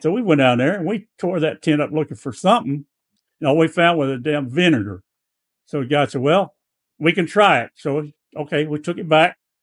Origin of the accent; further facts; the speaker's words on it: Blytheville, Arkansas, United States; that little town in Blytheville, about sixty miles north of Memphis